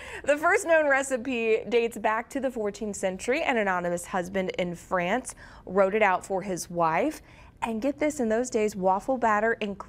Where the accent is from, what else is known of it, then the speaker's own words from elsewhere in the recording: Missouri, United States; moved away; when I was growing up in Missouri